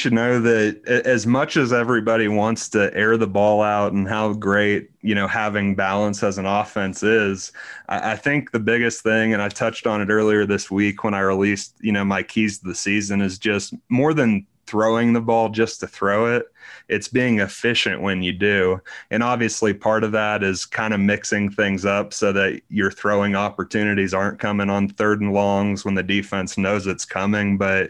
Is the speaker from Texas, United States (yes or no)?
yes; Houston, Texas, United States; Had a lot of Cowboys fans in the family with me growing up in Houston